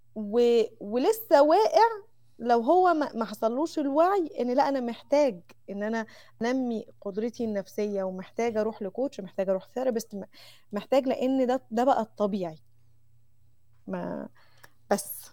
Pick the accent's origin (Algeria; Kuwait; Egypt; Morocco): Egypt; Mansoura, Dakahlia; moved away as an adult; now in Saudi Arabia; عندنا في المنصوره